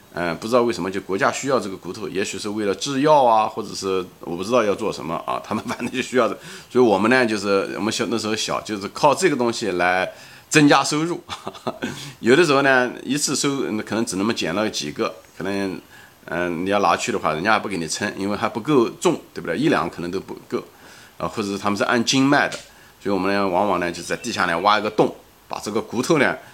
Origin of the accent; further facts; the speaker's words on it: Ma'anshan, Anhui, China; 我的童年基本上是在中国安徽马鞍山，啊，江南的一座新型的一座钢铁城市的郊区，一座矿山